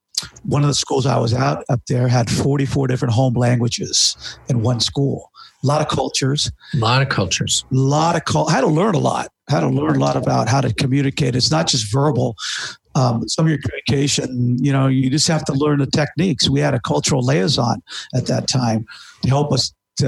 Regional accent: Marin County, San Francisco Bay Area, California, United States; also born or lived in San Diego; I'm from the San Francisco Bay Area up in Marin County.

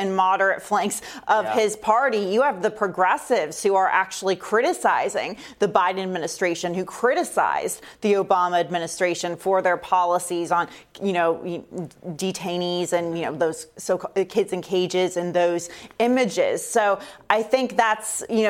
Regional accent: Central Florida, United States; I'm from Florida, for example, grew up in Central Florida.

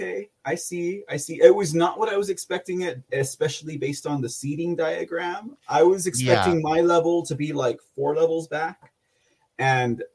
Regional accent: San Antonio, Texas, United States; also born or lived in Austin, Texas; I'm from San Antonio

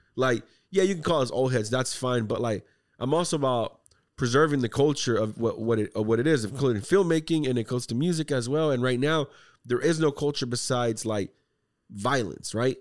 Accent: Texas, United States; we're from Texas

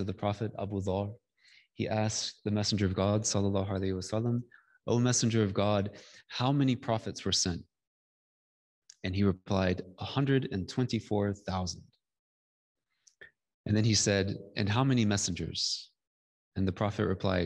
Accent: Georgia, United States; I come from Georgia. I come from the Bible Belt. I come from, you know, I don't come from an urban place.

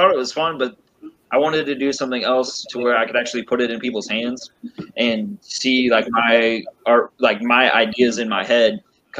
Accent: Missouri, United States; my home state of Missouri

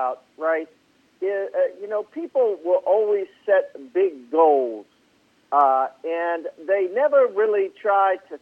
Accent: outside of Baltimore, Maryland, United States; I grew up outside of Baltimore and in Maryland

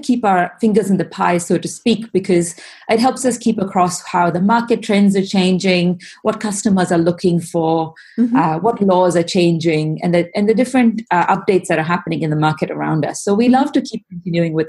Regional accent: India; moved away as an adult; now in Australia; I'm actually born in India and I've lived in Australia for about 10 years now. And both my husband and I, we're both from India and we grew up being surrounded by spices

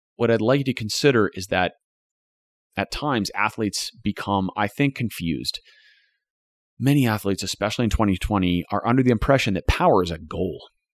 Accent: United States; As American writers

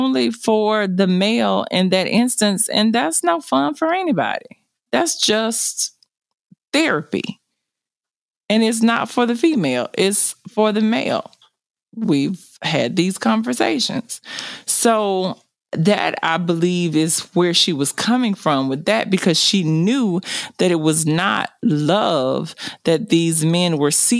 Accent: the South, United States; I was raised in the South and I was raised by a grandmother

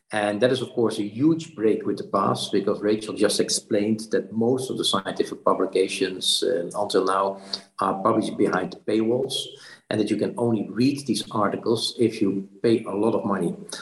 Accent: Netherlands; also born or lived in Brussels; went back to the Netherlands, my home country

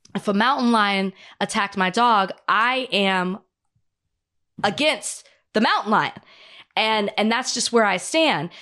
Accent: Texas, United States; moved away as an adult; now in Los Angeles, United States; I'm new to L A. I'm excited that I have mountains. I come from Texas

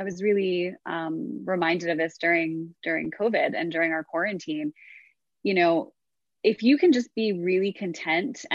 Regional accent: New York, United States; I'm from New York. I grew up with like a breadwinner mother

